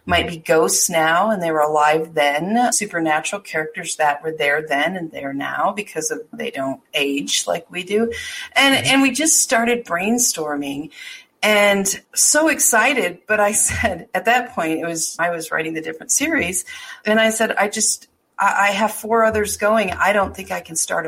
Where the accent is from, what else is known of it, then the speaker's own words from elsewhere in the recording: Deadwood, South Dakota, United States; moved away; I grew up a lot in Deadwood